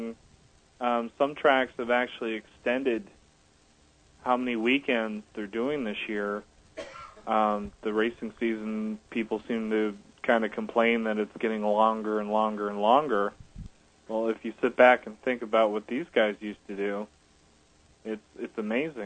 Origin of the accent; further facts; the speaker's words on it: New York, United States; moved away; a kid growing up in New York